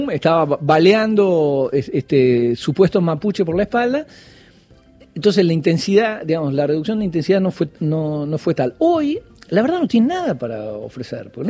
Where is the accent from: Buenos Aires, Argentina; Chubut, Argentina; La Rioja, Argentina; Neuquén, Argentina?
Buenos Aires, Argentina; Soy porteño, sí.